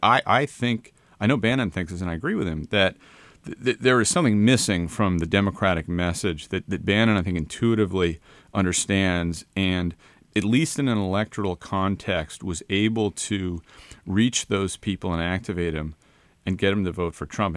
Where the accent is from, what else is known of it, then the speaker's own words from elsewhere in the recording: Connecticut, United States; I'm from Newland, Connecticut